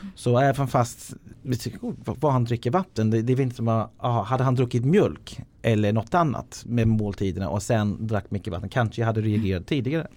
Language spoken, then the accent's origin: Swedish; Ireland; Swedish is a second language; now in Sweden; Jag är uppvuxen på Irland